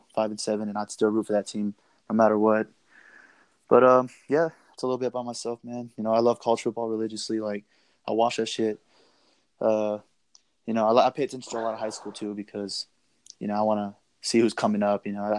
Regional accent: El Paso, Texas, United States; I'm from El Paso, so it's home.

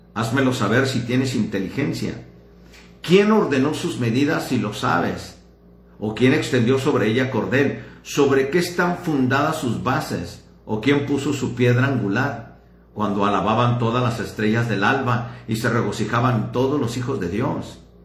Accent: Ciudad Juárez, Chihuahua, Mexico; soy de Ciudad Juárez

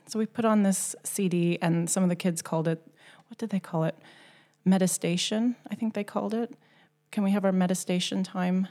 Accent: Canada; moved away as an adult; now in Gothenburg, Sweden; I was born and raised in Canada.

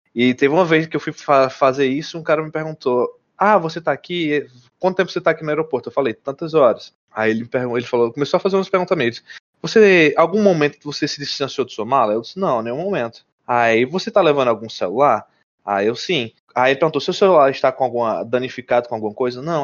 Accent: Brazil; moved away as an adult; also born or lived in Mount Vernon, New York, United States; E eu, como brasileiro

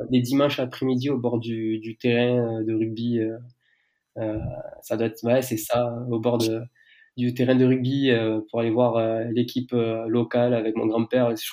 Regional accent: south of France, France; accent: southern French; je, j'ai 28 ans, je viens du sud de la France, je pense que ça, ça, s'entend euh, euh, au son de ma voix.

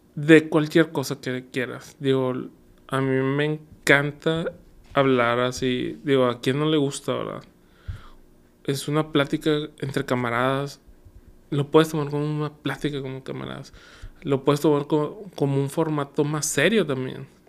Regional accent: Monterrey, Nuevo León, Mexico; also born or lived in Guadalajara; nuestro clásico regio

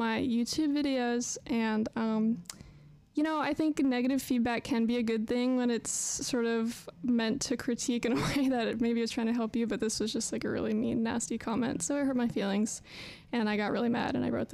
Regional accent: Northeast, United States; moved away as an adult; now in Nashville, United States; I'm from the Northeast

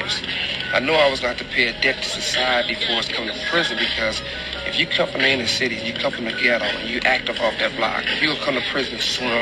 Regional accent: Compton, California, United States; I'm from Compton.

